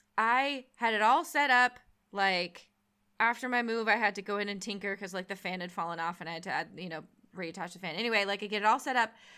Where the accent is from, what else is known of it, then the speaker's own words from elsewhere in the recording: San Jose, California, United States; I was born and raised in San Jose, so I'm from South Bay.